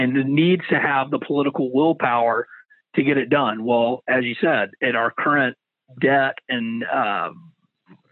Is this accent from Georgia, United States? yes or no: yes; Savannah, Georgia, United States; Me and some friends from that I grew up with in Savannah